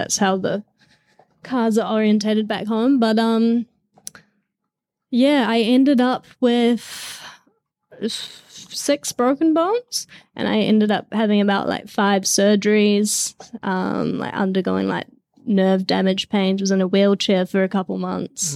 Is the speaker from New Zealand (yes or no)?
yes; New Zealand; I grew up in New Zealand